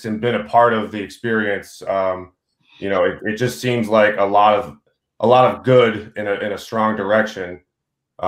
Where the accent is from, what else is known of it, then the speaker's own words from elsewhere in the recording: Boston suburbs, Massachusetts, United States; now in Vermont, United States; I grew up in the Boston suburbs